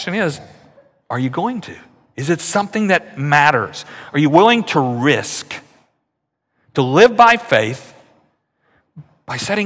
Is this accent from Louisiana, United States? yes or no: yes; Louisiana, United States; moved away; I grew up in Louisiana